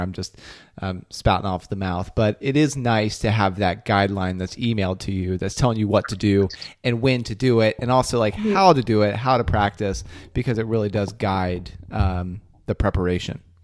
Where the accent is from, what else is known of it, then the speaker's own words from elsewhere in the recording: Ohio, United States; now in Boston, United States; my hometown back in ohio